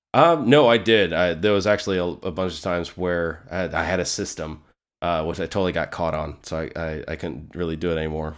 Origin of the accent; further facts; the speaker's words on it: North Carolina, United States; moved away; also born or lived in Clayton, North Carolina; I'm originally from North Carolina. That's actually where I was born. I've lived in other places since then